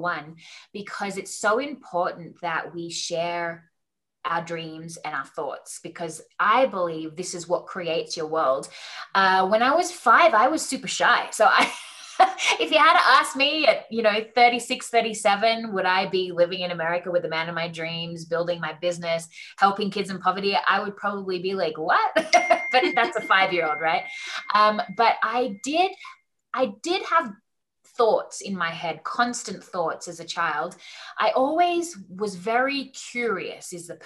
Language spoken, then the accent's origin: English; Australia; moved away as an adult; now in Wyoming, United States; I'm obviously Australian. Aussie